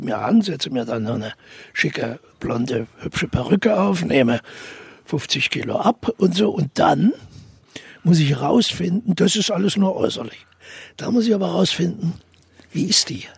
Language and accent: German; Thuringia, Germany; accent: Thuringian; wir sind Thüringer